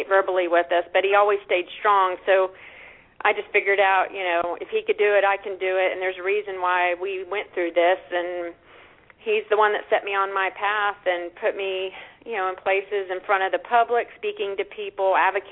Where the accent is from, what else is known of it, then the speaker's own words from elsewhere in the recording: Austin, Texas, United States; I'm from Austin, Texas, originally